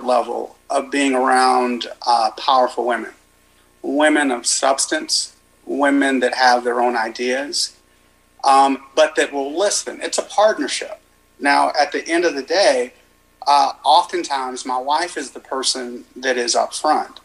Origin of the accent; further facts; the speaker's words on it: Los Angeles, California, United States; now in Kaufman, United States; I live in Kaufman now with my wife, but I'm from South Central LA, or the district, the Southern District of Los Angeles. And, you know, I grew up in an apartment, in a one-bedroom apartment with my dad